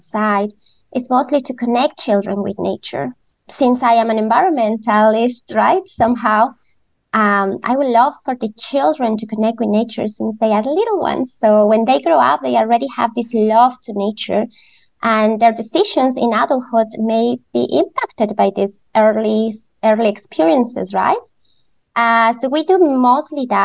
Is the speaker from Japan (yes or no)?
no; Ecuador; moved away as an adult; now in Vancouver, Canada; growing in Ecuador, I am originally from Ecuador